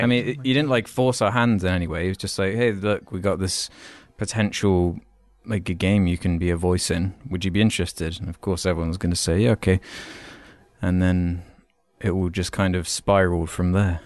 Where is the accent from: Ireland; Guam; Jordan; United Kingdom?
United Kingdom